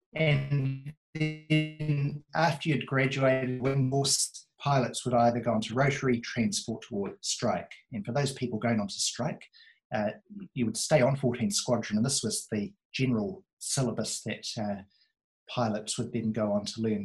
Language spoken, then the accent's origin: English; near Ardmore, Auckland, New Zealand; when I was a baby, I was brought up near Ardmore